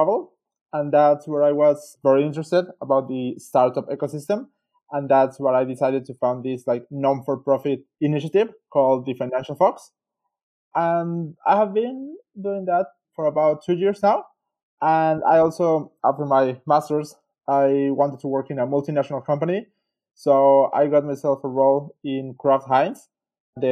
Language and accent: English; Mexico; moved away as an adult; also born or lived in Switzerland; now in Melbourne, Australia; I'm originally from Mexico.